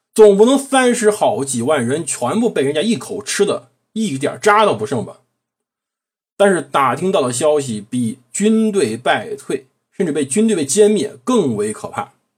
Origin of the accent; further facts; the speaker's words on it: China; 我们其实中国人这一点就充分发挥了自己的灵动性